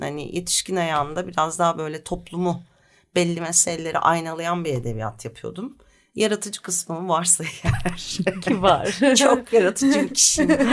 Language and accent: Turkish; Bursa, Turkey; also born or lived in Leverkusen, Germany; Ama sonra Bursa'ya gelmişiz. Ben 4 yaşındayken falan Bursa'da büyüdüm. Bursalıyım